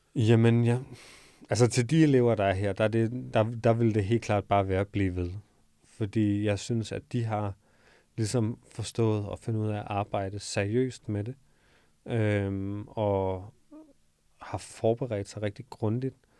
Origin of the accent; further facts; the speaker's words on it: Odense, Southern Denmark, Denmark; moved away as an adult; also born or lived in Copenhagen; så flyttede jeg fra Odense, hvor jeg født og opvokset, til København